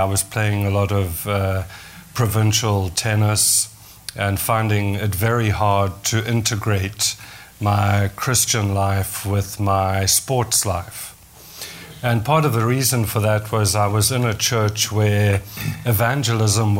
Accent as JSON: {"language": "English", "country": "South Africa", "tie": "born or raised there", "first_language": "English", "moved": "yes", "lives_now": "Canada", "said": "I grew up in South Africa, in the English community in South Africa."}